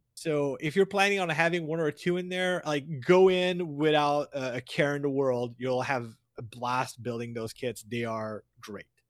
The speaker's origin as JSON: {"language": "English", "country": "Canada", "said": "I, as a Canadian"}